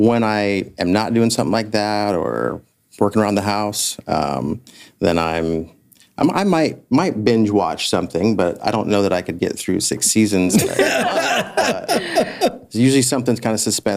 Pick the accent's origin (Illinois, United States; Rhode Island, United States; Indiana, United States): Indiana, United States; west of Warsaw, Kosciusko County; We grew up in Edna Green